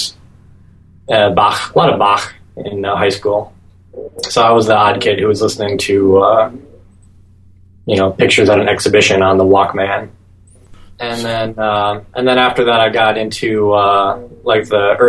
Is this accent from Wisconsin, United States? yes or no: yes; Green Bay, Wisconsin, United States; I grew up in around Green Bay, Wisconsin